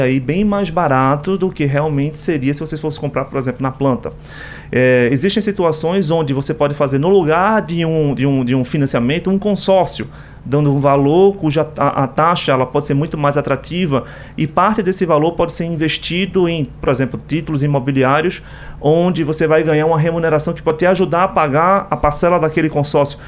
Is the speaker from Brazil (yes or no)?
yes; Brazil; como brasileiro